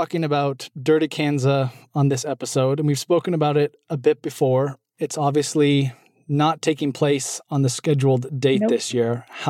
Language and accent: English; West Coast, United States; I grew up on the West Coast